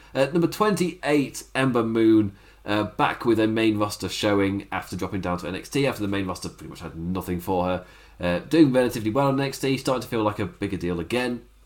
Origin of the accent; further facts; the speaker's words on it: England, United Kingdom; as an Englishman